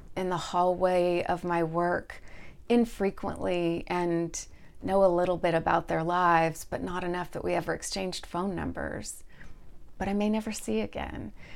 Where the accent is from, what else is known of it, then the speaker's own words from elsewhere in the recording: Texas, United States; moved away; also born or lived in Indianapolis / Pacific Northwest; Growing up in Texas, in the late seventies and early eighties as a family with children that were mixed race